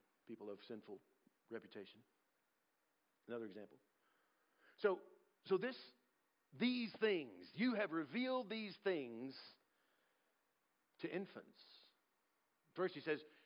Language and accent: English; United States; I'm also an American.